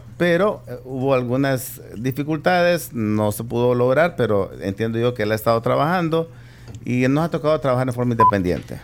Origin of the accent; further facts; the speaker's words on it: Santa Tecla, La Libertad, El Salvador; moved away as an adult; also born or lived in San Salvador; now in San Miguel, El Salvador; soy originario de Santa Tecla